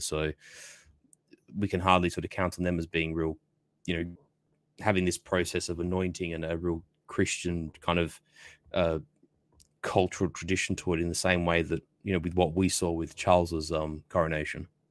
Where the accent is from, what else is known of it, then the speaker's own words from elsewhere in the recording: Australia; I'm sort of British by a sort of extension, being an Australian